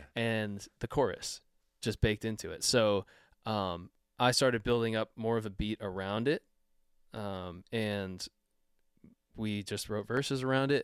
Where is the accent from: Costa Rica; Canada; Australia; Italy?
Canada; I'm, I'm Canadian